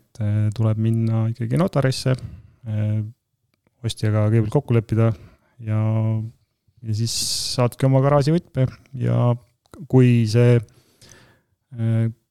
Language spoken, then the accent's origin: Estonian; Tartu, Tartu County, Estonia; also born or lived in Tallinn; mina olen põline tartlane